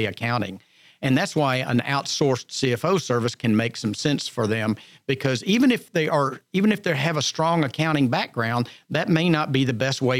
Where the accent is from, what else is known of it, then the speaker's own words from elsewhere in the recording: Montgomery County, Texas, United States; I was born and raised in Montgomery County, and not terribly far from here